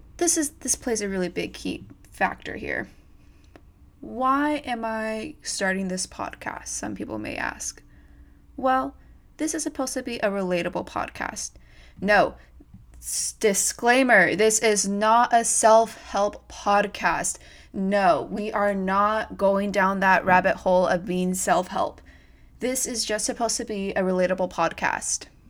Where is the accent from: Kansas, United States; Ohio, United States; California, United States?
California, United States; Modesto; moved away as an adult; now in Los Angeles, United States; I am originally from Modesto, California